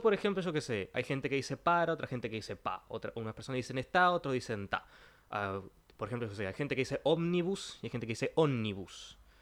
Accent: Trinidad, Flores, Uruguay; moved away; yo soy del interior, vengo de la ciudad de Trinidad

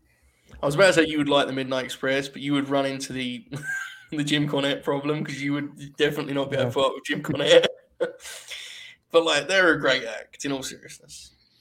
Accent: United Kingdom; I'm a Brit.

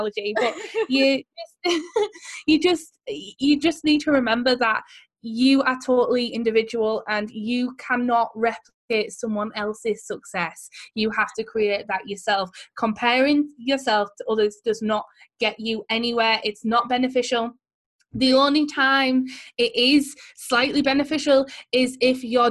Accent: Teesside, North East England, United Kingdom; accent: Teesside; our accent is like a Teesside accent, and no one who lives here particularly thinks this accent is very nice.

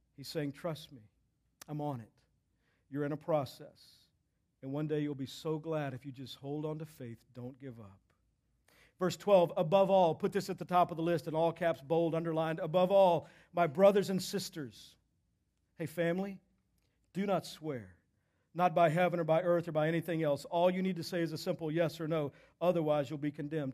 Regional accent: Texas, United States; I'm from Texas

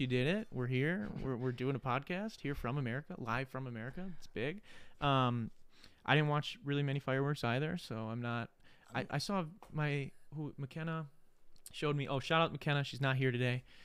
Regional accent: Wisconsin, United States; we're from Wisconsin

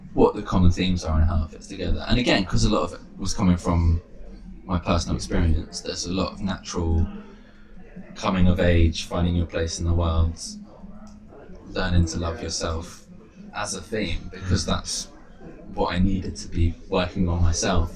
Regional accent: London, United Kingdom; moved away as an adult; also born or lived in Bristol; growing up in London

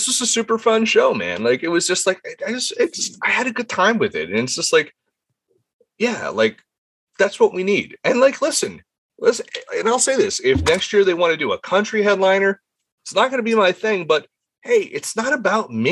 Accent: Jersey Shore, New Jersey, United States; I'm from the Jersey Shore

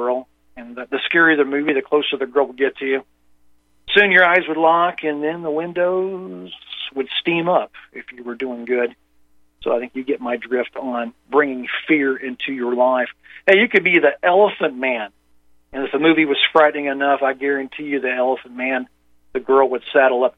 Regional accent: Indiana, United States; moved away; I grew up in Indiana

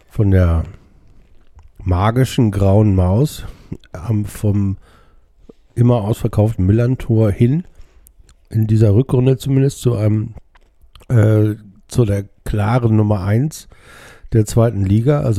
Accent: Hamburg, Germany; ich bin ja hier in Hamburg aufgewachsen, ähm, sobald ich mich hinten auf eine Mofa setzen konnte, sind wir nach Altona gefahren

